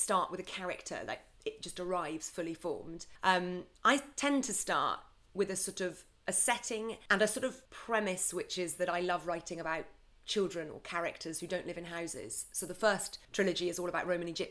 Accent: Scotland, United Kingdom; I grew up in Scotland, in the middle of nowhere

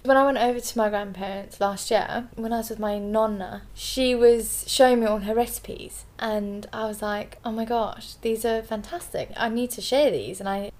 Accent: South Africa; also born or lived in Zimbabwe; So, I'm half Italian, half English. Born and brought up in South Africa and Zimbabwe.

